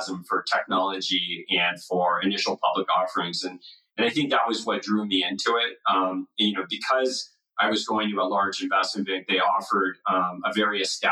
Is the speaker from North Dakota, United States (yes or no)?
no; Los Angeles, California, United States; moved away as an adult; also born or lived in Nashville; now in Bay Area, United States; I grew up in Los Angeles. My mom and dad still live in the house that I grew up